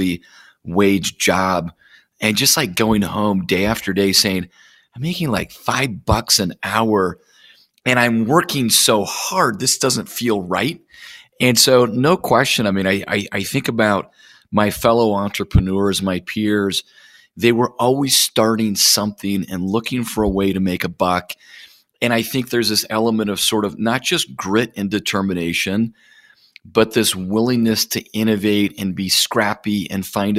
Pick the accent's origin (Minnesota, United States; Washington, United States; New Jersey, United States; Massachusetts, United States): Minnesota, United States; Plymouth; grew up all over the place, but my most formative years were in the Midwest. Grew up in a small town in Minnesota called Plymouth.